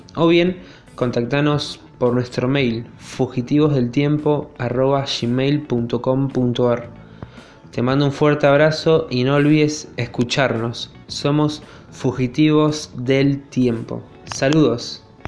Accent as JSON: {"language": "Spanish", "town": "Río Gallegos", "region": "Santa Cruz", "country": "Argentina", "said": "Somos de Río Gallegos, bien al sur de Argentina"}